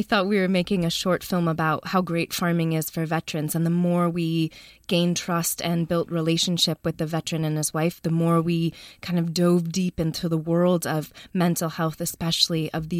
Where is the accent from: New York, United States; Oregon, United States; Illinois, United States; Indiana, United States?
Illinois, United States; Chicago; moved away as an adult; also born or lived in North Carolina; now in Oakland, United States; I grew up in Chicago.